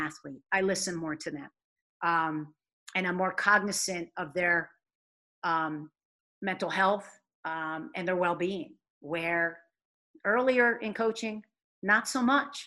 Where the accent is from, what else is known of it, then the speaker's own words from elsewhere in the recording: New York, United States; moved away as an adult; now in Rhode Island, United States; I'm a New Yorker